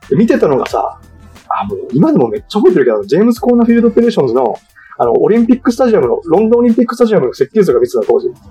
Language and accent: Japanese; Okinawa, Japan; moved away as an adult; also born or lived in Nagasaki / Hawaii; お出身は沖縄県なんですけど、えー、二千十六年、十二年か。二千十二年に長崎大学に来まして